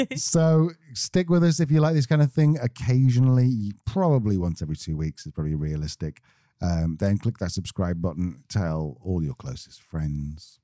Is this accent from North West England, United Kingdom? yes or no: yes; Manchester, North West England, United Kingdom; We're from Manchester